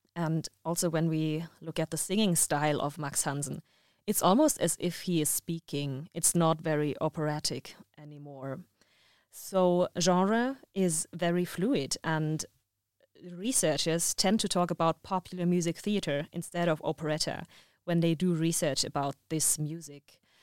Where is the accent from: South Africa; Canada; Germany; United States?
Germany; I'm from Germany